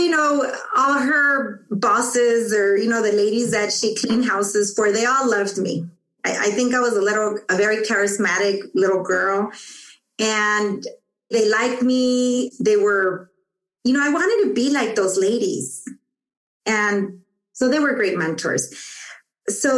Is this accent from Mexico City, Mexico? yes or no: no; Tijuana, Baja California, Mexico; born or raised there; moved away; also born or lived in Los Angeles, United States